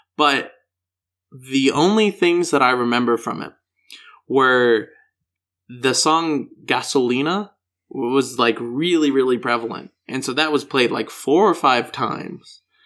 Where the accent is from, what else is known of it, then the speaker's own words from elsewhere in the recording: Denver, Colorado, United States; accent: American; I'm from Denver, Colorado